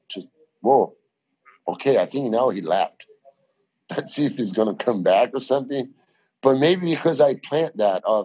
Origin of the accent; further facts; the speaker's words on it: Brazil; English is a second language; moved away; also born or lived in Australia; I'm a guy from Brazil, but I learned English in Australia